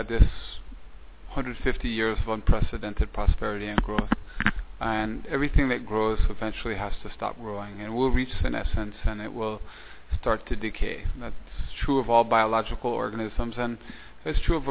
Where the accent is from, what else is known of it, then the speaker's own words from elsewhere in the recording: New York City, New York, United States; also born or lived in Toledo, Belize; now in San Pedro Columbia, Belize; when I was young, growing up in New York City